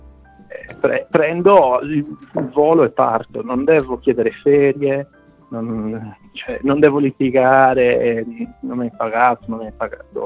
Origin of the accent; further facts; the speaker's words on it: Quartu Sant'Elena, Sardinia, Italy; moved away as an adult; also born or lived in London; now in Malta; vengo da Quartu